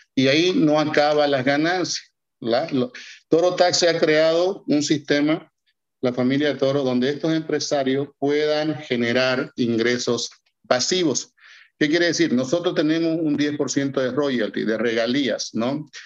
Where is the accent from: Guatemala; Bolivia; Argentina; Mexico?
Bolivia; que viven en Bolivia, que es mi caso, yo soy boliviano